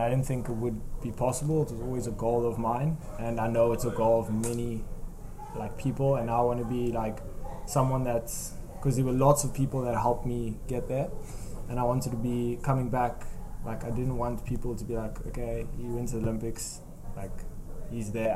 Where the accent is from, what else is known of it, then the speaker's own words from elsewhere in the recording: South Africa; moved away as an adult; now in Netherlands; as a South African